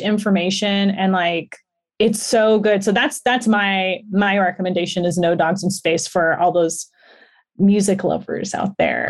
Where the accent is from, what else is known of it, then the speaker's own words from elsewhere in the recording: Los Angeles, California, United States; I grew up in Los Angeles, so it's, like, it's my history